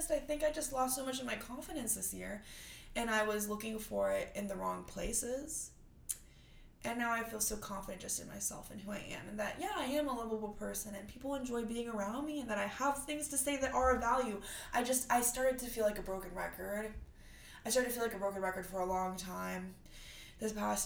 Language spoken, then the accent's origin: English; Houston, Texas, United States; also born or lived in Vietnam; I'm from Houston, but I'm adopted from Vietnam